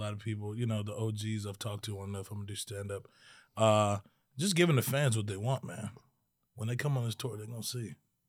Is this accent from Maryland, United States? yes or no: yes; Maryland, United States; I was born in Maryland.